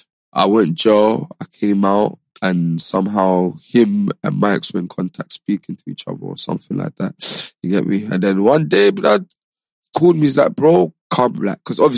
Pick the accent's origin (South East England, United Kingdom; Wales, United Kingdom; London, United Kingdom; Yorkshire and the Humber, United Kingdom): London, United Kingdom; I'm from London